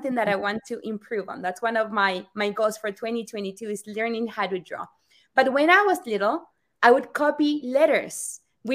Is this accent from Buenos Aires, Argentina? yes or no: no; Rosario, Santa Fe, Argentina; moved away; I am from Rosario, Argentina